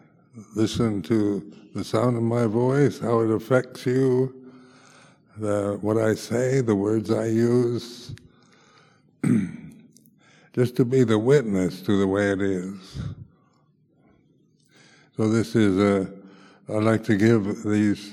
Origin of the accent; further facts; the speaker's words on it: United States; moved away as an adult; also born or lived in Thailand / Malaysia / London, United Kingdom; now in United Kingdom; being an American in England